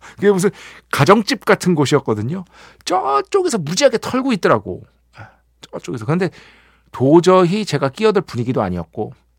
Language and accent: Korean; Seoul, South Korea; 서울 사람인데